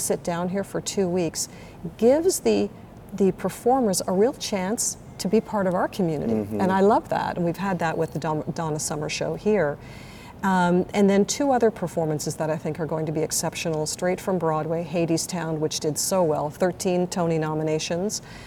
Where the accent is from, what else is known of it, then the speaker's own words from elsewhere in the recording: Toronto, Ontario, Canada; moved away as an adult; also born or lived in Montreal; now in West Palm Beach, United States; So I'm originally from Toronto